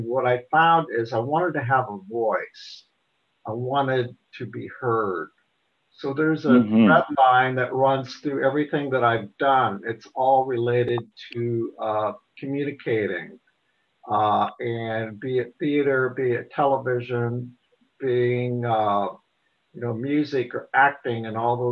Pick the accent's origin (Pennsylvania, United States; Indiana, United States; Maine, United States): Indiana, United States; Portland; I grew up in Portland, Indiana.